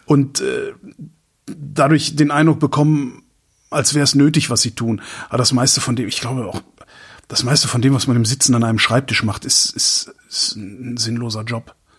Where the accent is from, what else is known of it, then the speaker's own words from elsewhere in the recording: Cologne, North Rhine-Westphalia, Germany; moved away as an adult; now in Berlin, Germany; als Kölner bin ich's gewohnt